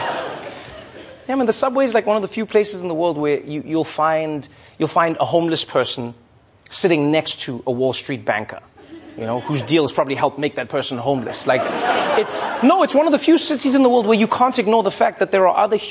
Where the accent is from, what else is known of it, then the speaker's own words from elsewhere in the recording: South Africa; moved away as an adult; now in New York, United States; as a South African